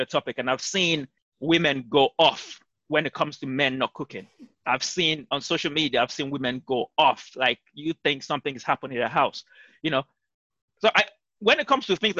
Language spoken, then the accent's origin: English; Nigeria; we are both Nigerians and we grew up in African homes